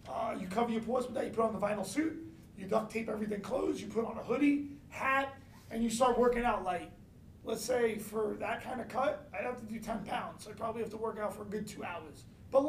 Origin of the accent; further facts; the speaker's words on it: New York City, New York, United States; I'm from Brooklyn